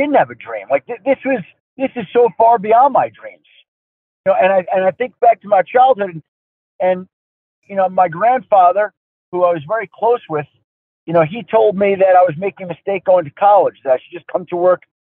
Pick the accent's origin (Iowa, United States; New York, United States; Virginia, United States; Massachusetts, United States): New York, United States; Bellmore; moved away as an adult; also born or lived in Michigan; I grew up in a middle-class neighborhood on Long Island, the south shore of Long Island, right by Jones Beach, a place called Belmore